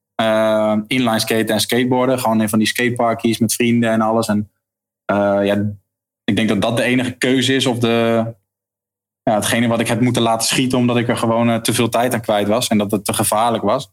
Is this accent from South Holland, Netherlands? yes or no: yes; Leiden, South Holland, Netherlands; moved away as an adult; now in Heerenveen, Netherlands; ik kom uit Leiden inderdaad, geboren in Leiden. Daar heb ik ook eh, leren schaatsen toen ik een jaartje of drie was